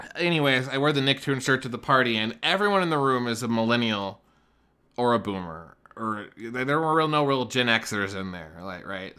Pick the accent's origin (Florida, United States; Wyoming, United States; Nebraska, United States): Wyoming, United States; moved away as an adult; now in Denver, United States; I was raised in Wyoming